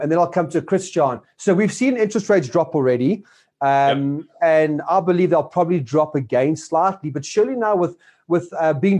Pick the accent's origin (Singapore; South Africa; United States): South Africa; as South African citizens